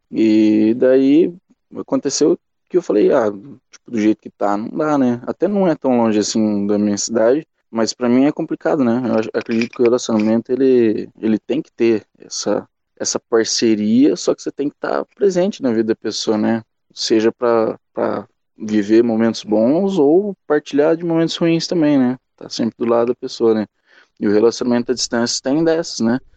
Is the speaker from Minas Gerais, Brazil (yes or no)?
no; interior of São Paulo, Brazil; sou do interior de São Paulo